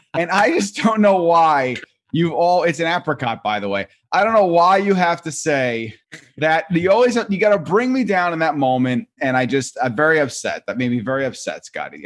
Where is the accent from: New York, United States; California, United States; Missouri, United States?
New York, United States; growing up in New York